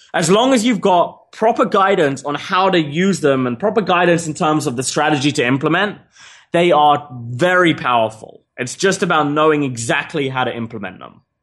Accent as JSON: {"language": "English", "region": "England", "country": "United Kingdom", "also_born_or_lived": "Australia", "moved": "yes", "said": "I'm an English citizen"}